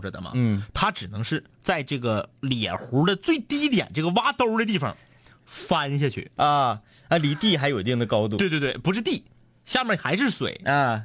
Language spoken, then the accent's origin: Chinese; Fushun, Liaoning, China; 抚顺是我老家